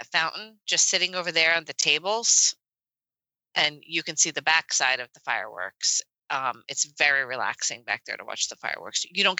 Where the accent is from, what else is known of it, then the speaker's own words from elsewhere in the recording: New Jersey, United States; I'm from Jersey.